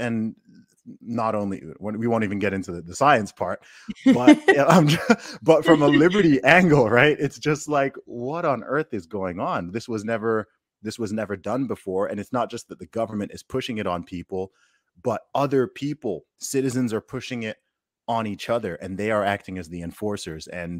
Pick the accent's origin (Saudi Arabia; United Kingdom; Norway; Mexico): Saudi Arabia; when I grew up in Saudi, they had if you went to a restaurant, even a McDonald's, KFC, anything, they have two sections, right?